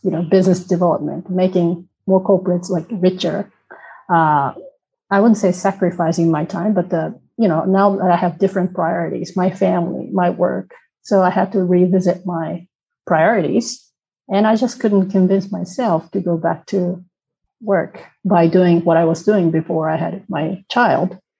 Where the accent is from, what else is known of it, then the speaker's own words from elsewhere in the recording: Tokyo, Japan; first language Japanese; English is a second language; moved away as an adult; now in Netherlands; originally from Tokyo. Um, I'm half Korean, half Japanese. I have a Korean name